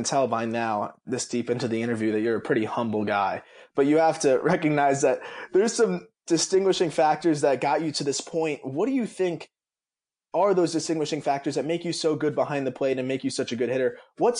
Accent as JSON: {"language": "English", "region": "South Florida", "country": "United States", "tie": "born or raised there", "said": "I grew up in South Florida."}